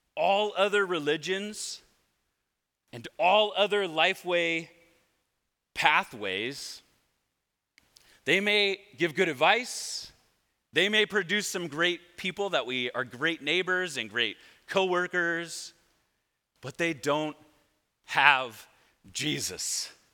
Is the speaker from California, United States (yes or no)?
yes; Redondo Beach, California, United States; now in Lomita, United States; I grew up here in Redondo Beach